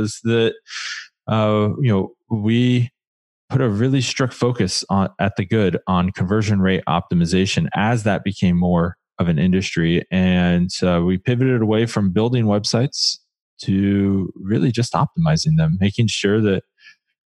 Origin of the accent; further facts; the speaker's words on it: Columbus, Ohio, United States; now in Portland, United States; Portland, Oregon, but by way of Columbus, actually. I grew up just outside of Columbus